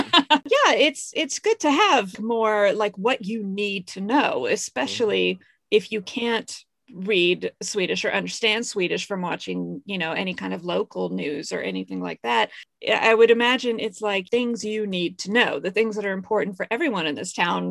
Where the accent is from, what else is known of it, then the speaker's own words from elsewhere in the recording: United States; also born or lived in Stockholm, Sweden; now in Sweden; But I can't believe as an American, I didn't think about the driving time